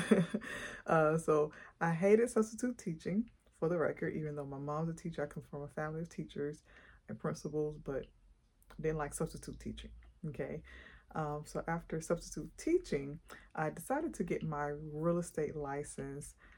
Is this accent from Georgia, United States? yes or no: yes; Atlanta, Georgia, United States; also born or lived in Montgomery, Alabama; I am actually from Atlanta, Georgia